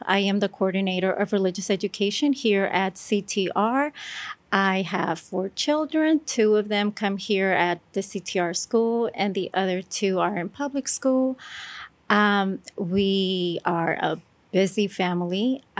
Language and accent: English; California, United States; moved away; I'm from California.